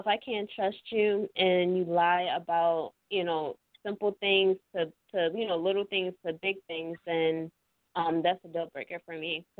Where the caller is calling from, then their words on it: Philadelphia, Pennsylvania, United States; I'm calling from Philadelphia, Pennsylvania.